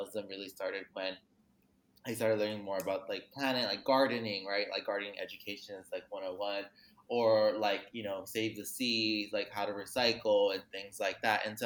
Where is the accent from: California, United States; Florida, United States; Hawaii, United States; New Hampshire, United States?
California, United States; Los Angeles; I grew up in Los Angeles, California, known as Tongvalan